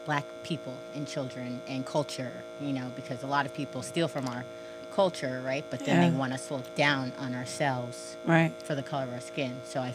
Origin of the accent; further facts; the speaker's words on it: Verona, New Jersey, United States; also born or lived in Orange, New Jersey; So the first probably 4 years of my life, I was in Orange, New Jersey. And then when I was in about kindergarten, first grade, we moved to Verona